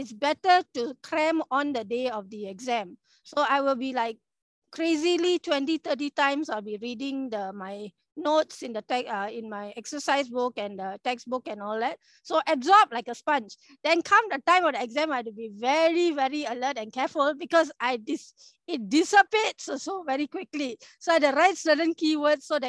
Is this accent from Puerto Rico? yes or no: no; Malaysia; first language English; also born or lived in Hawaii; our Malaysian education system